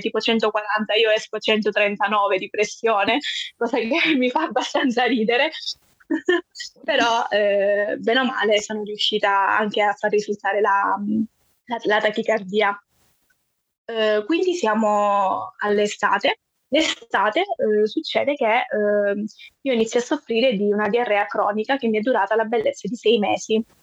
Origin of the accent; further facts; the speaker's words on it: Calabria, Italy; sono della Calabria